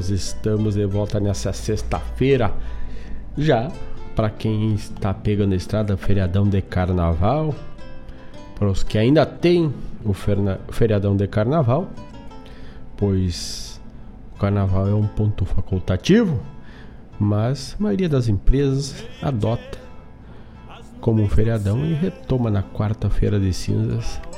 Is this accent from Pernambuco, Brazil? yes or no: no; Herval, Rio Grande do Sul, Brazil; da cidade de Erval do Sul, minha terra, por sinal.